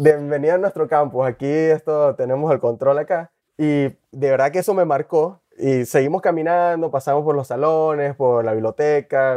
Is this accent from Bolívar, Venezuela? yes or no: yes; Puerto Ordaz, Bolívar, Venezuela; also born or lived in Porlamar, Nueva Esparta, Venezuela; now in Grand Rapids, United States; Soy oriundo de Venezuela. Nací en Por la Mar, en el estado Nueva Esparta, en Margarita. Casi toda mi familia es de esa parte de Venezuela, pues del oriente. Realmente no crecí ahí. Mis padres, cuando estaba muy pequeño, ellos se mudaron a la ciudad de Puerto Ordaz, en el estado Bolívar.